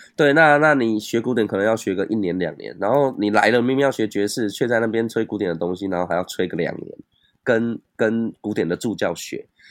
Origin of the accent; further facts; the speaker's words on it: Tainan, Taiwan; also born or lived in Keelung; 我在台南长大。啊，大学我是有去那个基隆读